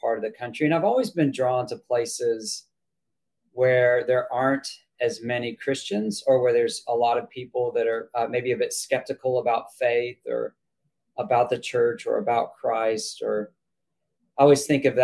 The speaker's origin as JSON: {"language": "English", "town": "Austin", "region": "Texas", "country": "United States", "tie": "born or raised there", "also_born_or_lived": "China / New England", "moved": "as an adult", "lives_now": "Beverly, Massachusetts, United States", "said": "I was raised in Austin, Texas"}